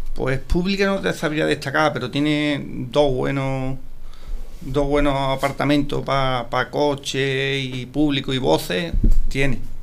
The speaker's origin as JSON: {"language": "Spanish", "town": "Paterna de Rivera", "region": "Andalusia", "country": "Spain"}